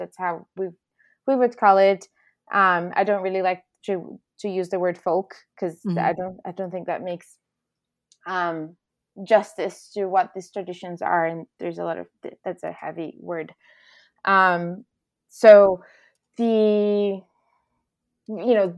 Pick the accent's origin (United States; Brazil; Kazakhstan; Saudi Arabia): Brazil; Recife, Pernambuco; English is a second language; moved away as an adult; I was born and raised in Recife, Pernambuco, in the northeastern part of Brazil